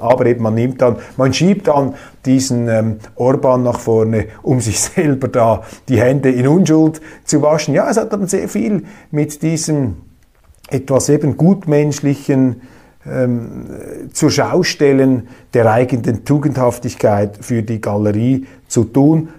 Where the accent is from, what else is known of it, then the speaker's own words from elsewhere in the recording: Switzerland; als Schweizer